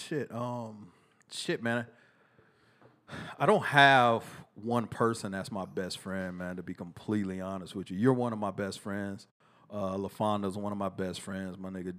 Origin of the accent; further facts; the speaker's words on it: Texas, United States; Then I moved back to Texas and appreciate every fucking bit of it, man. I love Texas. I'm a Texan through and through.